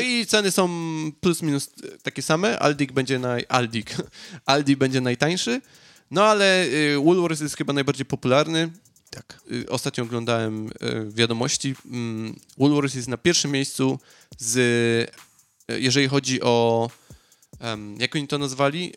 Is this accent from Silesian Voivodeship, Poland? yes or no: yes; Piekary Śląskie, Silesian Voivodeship, Poland; moved away; no ja jestem z okolic Katowic, dokładnie z Piekar. Piekary to nie jest jakaś super metropolia, e, zwłaszcza, że tam, gdzie jest mój rodzinny dom